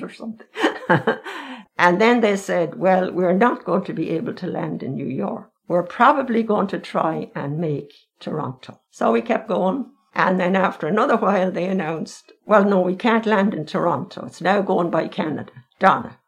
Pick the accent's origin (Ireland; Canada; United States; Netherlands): Ireland; Dunshaughlin, Leinster; also born or lived in Castlebellingham, County Louth; when I was five, my father was transferred from Castle Bellingham back to Meath to Dunshaughlin. That's where I grew up.